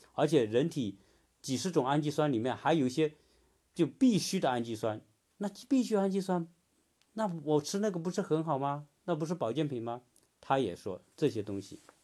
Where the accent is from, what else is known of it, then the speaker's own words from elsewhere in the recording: China; 我们中国人